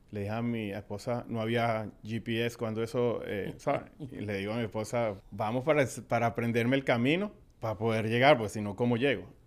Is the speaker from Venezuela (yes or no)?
yes; Venezuela; moved away as an adult; Llegamos de Venezuela, como dijimos, hace 18 años, eh, de luna de miel.